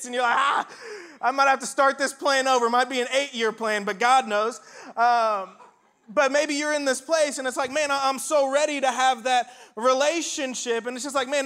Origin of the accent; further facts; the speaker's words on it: Indiana, United States; moved away as an adult; also born or lived in Starkville, Mississippi; I'm originally from Indiana